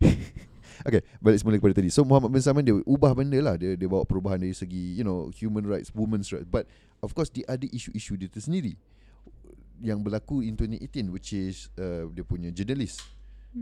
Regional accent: Malaysia

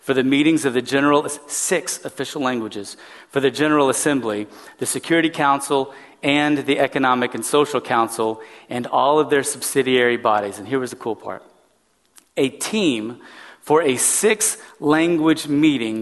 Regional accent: West Texas, United States; growing up in West Texas, Spanish was very prevalent all around

